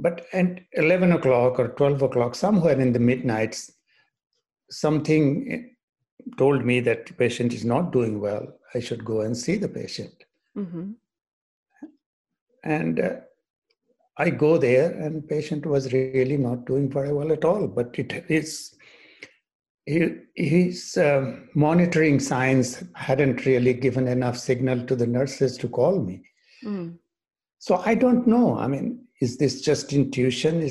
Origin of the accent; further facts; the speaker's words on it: India; moved away as an adult; also born or lived in England / Boston / Maine; now in United States; I grew up in India, starting off from a small village